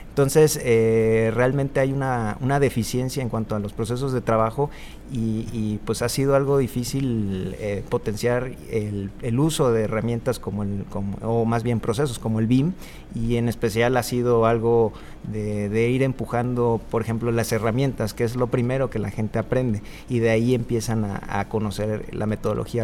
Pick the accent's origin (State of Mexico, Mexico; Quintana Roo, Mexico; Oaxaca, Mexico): Quintana Roo, Mexico; Cancún; yo vengo de Cancún